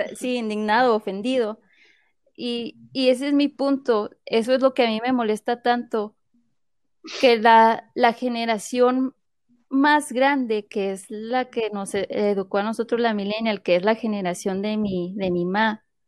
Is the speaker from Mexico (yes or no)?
yes; Mexico; now in United States; Voy a hablar como mexicana